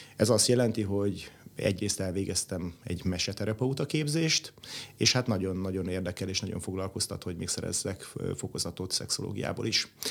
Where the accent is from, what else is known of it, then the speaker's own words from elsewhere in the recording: Budapest, Hungary; én Budapesten nőttem föl, itt jártam gimnáziumba